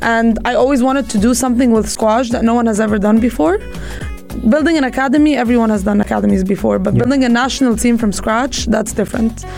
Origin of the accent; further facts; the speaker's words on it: Egypt; also born or lived in United States; now in United Arab Emirates; I grew up in Egypt